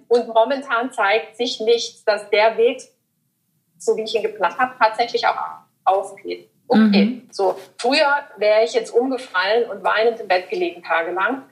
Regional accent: Überlingen, Baden-Württemberg, Germany; meine Heimat in, in Überlingen

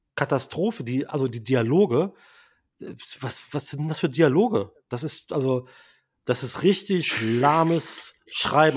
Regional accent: Braunschweig, Lower Saxony, Germany; moved away; ich habe ja mal auch im Retail gearbeitet, in äh, meiner Heimat Braunschweig

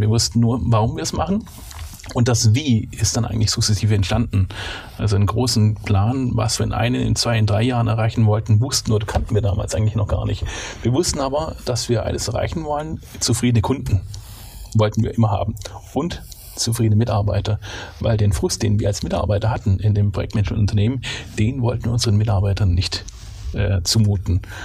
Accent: Swabia, Baden-Württemberg, Germany; accent: Swabian; ich bin Schwabe, in Schwabenland geboren und aufgewachsen.

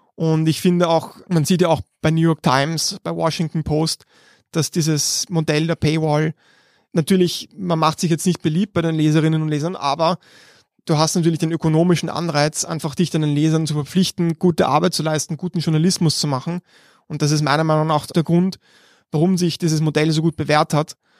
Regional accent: Vienna, Austria; wir sind beide aus Meidling und wir sind um die Ecke sogar voneinander aufgewachsen

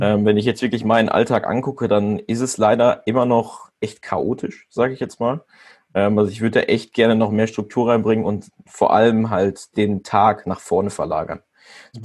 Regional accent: Germany; ich komme aus Pettenberg

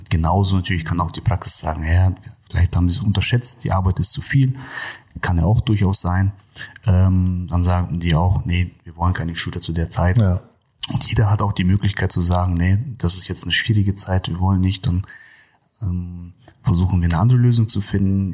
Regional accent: Kazakhstan; first language Russian; German is a second language; now in Germany; ich bin ja gebürtiger äh, Kasache oder Russe, wie man schon sagt. Und äh, zu Hause sprechen wir auch tatsächlich hauptsächlich nur Russisch.

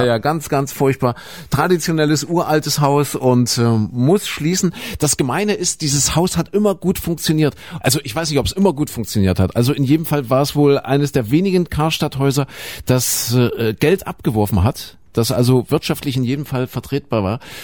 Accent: Saxony-Anhalt, Germany; das ist Sachsen-Anhalt, meine, meine Heimat

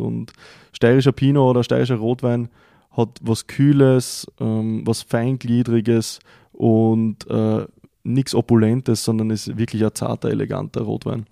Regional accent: Styria, Austria; bei uns in der Steiermark

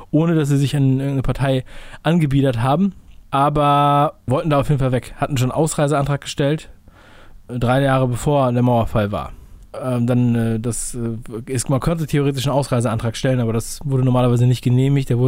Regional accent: Berlin, Germany; Ich bin mal ein Berliner gewesen. Ne? Ich bin da geboren, aufgewachsen, Prenzlberg. Das war meine Gegend. Direkt an der Prenzlauer Allee.

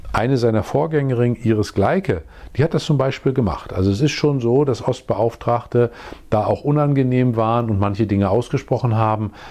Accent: East Germany, Germany; Ich bin ein Ostdeutscher, der ein Angebot macht

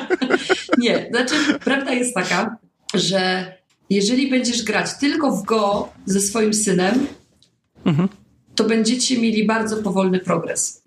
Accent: Poznań, Greater Poland, Poland; jesteśmy z Poznania

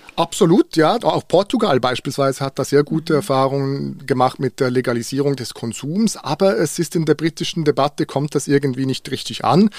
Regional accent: Bern, Switzerland; in Bern, wo ich aufgewachsen bin

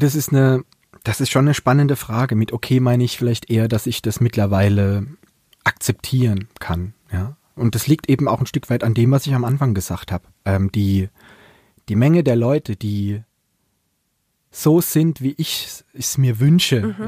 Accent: Palatinate, Germany; accent: Pfälzisch; now in Mannheim, Germany; ich könnte auch einen ganzen Tag Pfälzig reden

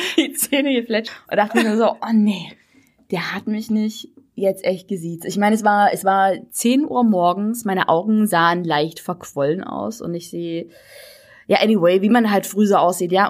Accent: Saxony, Germany; accent: Saxon; als Sachse, also nicht gebürtig, aber als Sachse

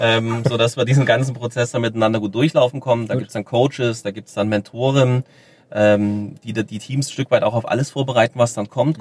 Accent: Germany; wir als Deutsche

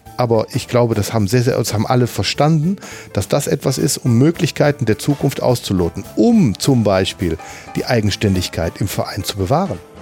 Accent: Mönchengladbach, North Rhine-Westphalia, Germany; als Gladbacher Junge, aufgewachsen auf der Birkelstraße

